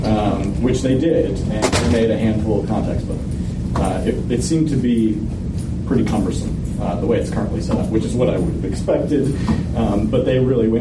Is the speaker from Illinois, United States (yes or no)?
yes; Southern Illinois, United States; moved away; I went to Field Day where I grew up in Southern Illinois